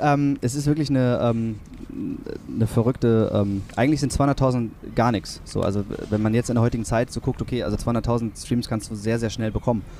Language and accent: German; Kiel, Schleswig-Holstein, Germany; also born or lived in Kronshagen; Ich bin in Kiel aufgewachsen, ich bin äh, in Grundshagen, ähm, äh, wirklich äh, mein Lebensmittelpunkt